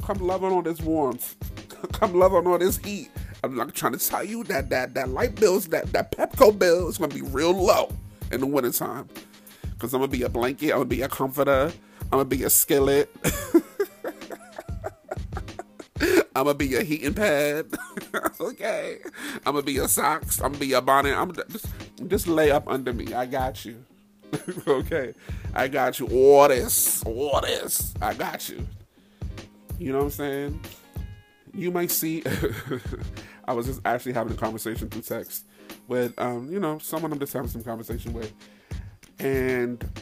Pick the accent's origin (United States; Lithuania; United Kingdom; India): United States; Middletown, New York; now in DMV (Washington metropolitan area), United States; Born and raised in New York, right outside the city